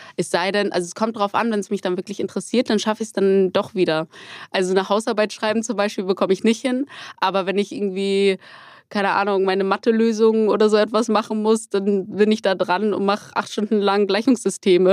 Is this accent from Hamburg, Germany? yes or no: yes; Hamburg, Germany; ich komme aus Hamburg